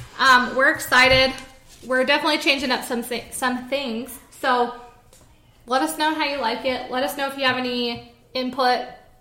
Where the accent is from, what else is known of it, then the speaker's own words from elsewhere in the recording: Utah, United States; We're from Utah